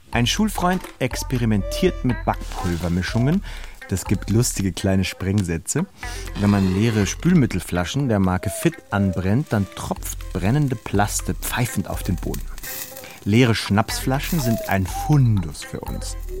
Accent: Halle, Saxony-Anhalt, Germany; auf dem Marktplatz meiner Heimatstadt

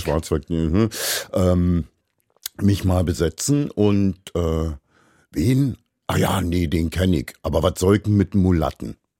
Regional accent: Berlin, Germany; bin ich in Berlin in der Charité geboren

